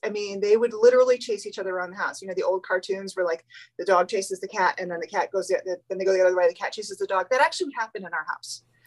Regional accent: New England, New Hampshire, United States; moved away; we're both from New England

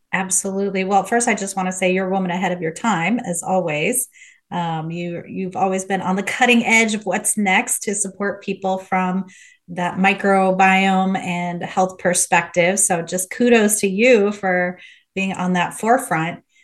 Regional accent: Midwest, United States; moved away as an adult; also born or lived in Los Angeles, California; I'm from Midwest, went to U

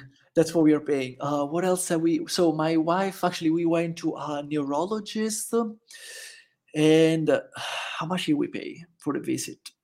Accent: Italy; first language Italian; English is a second language; also born or lived in Jacksonville, Florida; now in El Salvador; I'm also from Italy

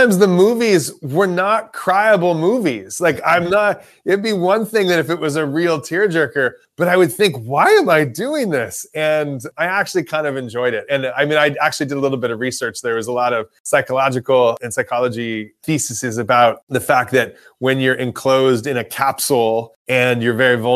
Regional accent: Los Angeles, California, United States; I'm from Los Angeles

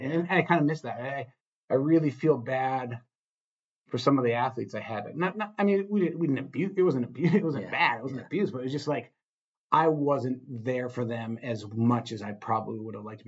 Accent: Iron Range, Minnesota, United States; I was from the Iron Range

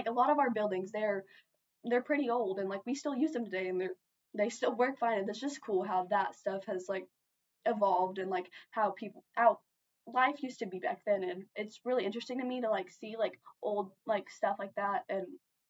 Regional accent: Tecumseh, Oklahoma, United States; growing up in Tecumseh, and I have enjoyed growing up in Tecumseh, and it's a good town

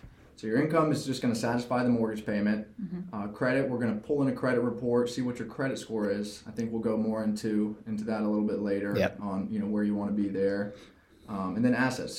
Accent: Charlotte, North Carolina, United States; now in Raleigh, United States; I grew up in Charlotte, went to NC State, that's how I came to Raleigh, graduated.

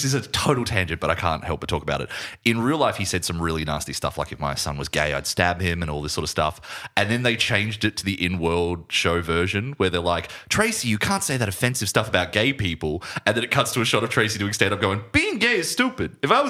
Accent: Buenos Aires, Argentina; I'm from Buenos Aires and I say kill them all.

